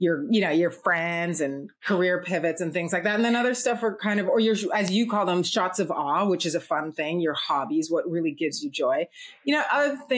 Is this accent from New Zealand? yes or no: no; Toronto, Ontario, Canada; now in New York, United States; I'm from Toronto also. Right now I'm in New York.